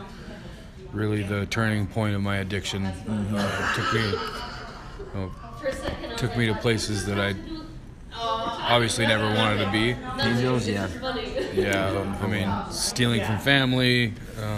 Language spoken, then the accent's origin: English; Price, Utah, United States; also born or lived in Ohio; now in Tooele, United States; I was born in Price, Utah. I've been kind of all over the country.